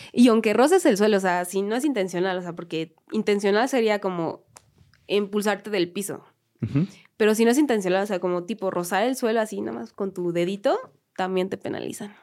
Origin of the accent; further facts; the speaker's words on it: Mexico City, Mexico; las que somos de aquí de la Ciudad de México